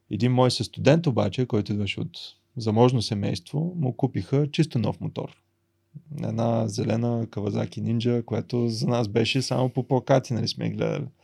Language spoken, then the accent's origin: Bulgarian; Varna, Varna Province, Bulgaria; сънувах момента, в който аз се прибирам във Варна с мотор. Идвам от Бургас от магистрата и се качвам на Спруховия мост и просто така целият град се открива пред мене и аз така се прибирам с моя мотор в, в родния дом.